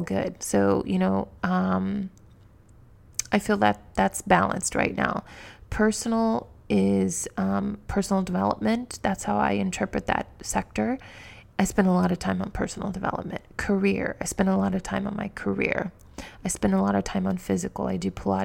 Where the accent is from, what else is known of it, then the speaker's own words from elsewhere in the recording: Missouri, United States; moved away; where I grew up in Missouri, it's a very different world.